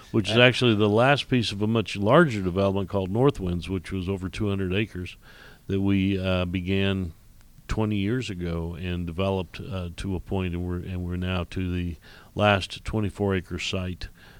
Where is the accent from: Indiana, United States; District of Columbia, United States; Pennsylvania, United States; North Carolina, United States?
Indiana, United States; also born or lived in Illinois; I was born and raised in Indiana, went to school there, went to Purdue University, and then worked in Illinois for a while